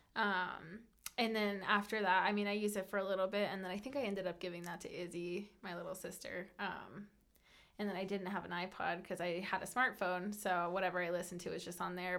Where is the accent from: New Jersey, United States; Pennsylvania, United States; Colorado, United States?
Colorado, United States; also born or lived in California; I absolutely grew up here and I consider myself to be a native.